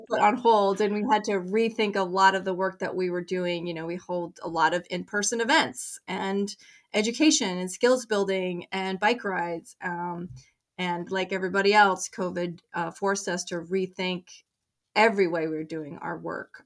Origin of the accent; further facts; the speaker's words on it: Colorado, United States; moved away as an adult; now in Maine, United States; I grew up in Colorado